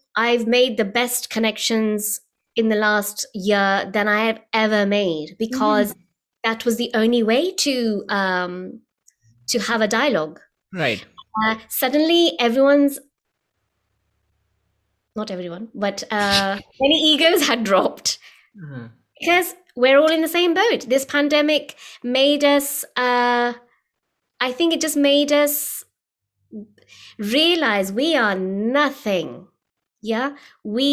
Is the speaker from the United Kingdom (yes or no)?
yes; United Kingdom; as a British-born artist